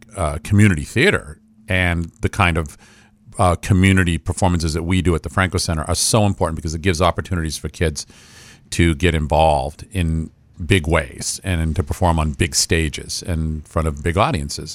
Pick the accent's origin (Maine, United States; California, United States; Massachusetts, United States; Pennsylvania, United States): Maine, United States; Franklin County; I am from Franklin County